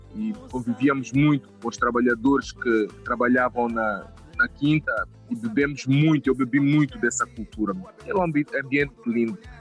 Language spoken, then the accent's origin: Portuguese; Quelimane, Zambezia, Mozambique; moved away as an adult; also born or lived in Niassa; now in Maputo, Mozambique; Os meus pais são de Climane, província da Zambésia